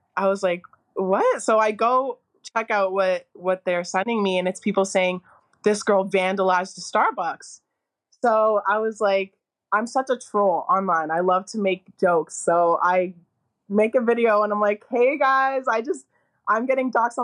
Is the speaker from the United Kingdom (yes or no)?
no; Toronto, Ontario, Canada; I grew up in Forest Hill. It's known to be a predominantly Jewish area